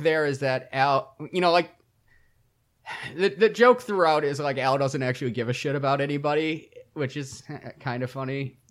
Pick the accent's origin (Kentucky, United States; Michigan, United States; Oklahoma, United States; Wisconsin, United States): Michigan, United States; I grew up in Michigan